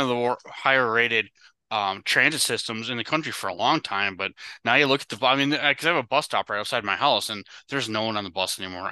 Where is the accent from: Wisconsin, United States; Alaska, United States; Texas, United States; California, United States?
Wisconsin, United States; growing up in Wisconsin